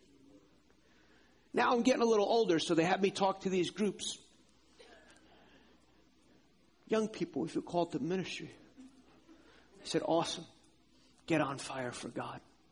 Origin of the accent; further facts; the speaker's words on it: outside New York City, United States; now in North Carolina, United States; I grew up outside New York City